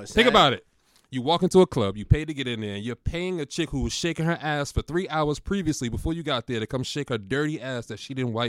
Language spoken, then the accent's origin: English; Boston, Massachusetts, United States